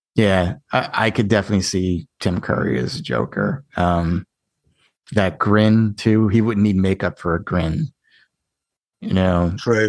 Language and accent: English; Ireland; I'm Irish too.